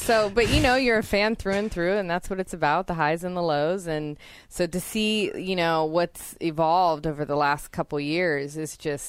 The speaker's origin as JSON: {"language": "English", "town": "Santa Cruz", "region": "California", "country": "United States", "tie": "born or raised there", "said": "Always like giving props to my hometown. I loved being born and raised there and still live there now."}